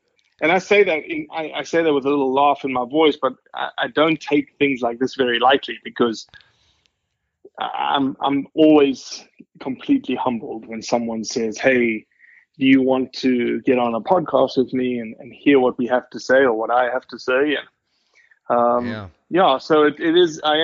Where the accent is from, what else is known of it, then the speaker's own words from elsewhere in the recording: Johannesburg, Gauteng, South Africa; now in United States; I am originally from South Africa, born and raised to a family that steeped in hunting heritage